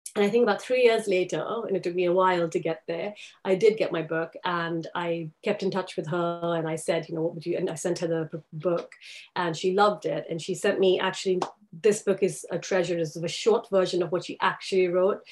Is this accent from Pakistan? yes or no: yes; Karachi, Sindh, Pakistan; moved away as an adult; also born or lived in London, United Kingdom; now in United Kingdom; I grew up in Karachi, in the Sindh province